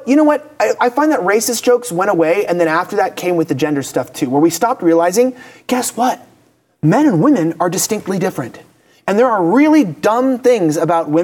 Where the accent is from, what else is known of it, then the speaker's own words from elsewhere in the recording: California, United States; I'm from California